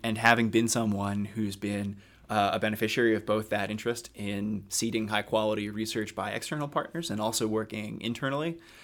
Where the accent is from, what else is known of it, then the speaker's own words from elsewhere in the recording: Haddonfield, New Jersey, United States; moved away as an adult; also born or lived in Philadelphia / Boston / Cambridge; I'm from South Jersey originally. Uh, grew up about ten, fifteen minutes outside Philadelphia in a town called Haddonfield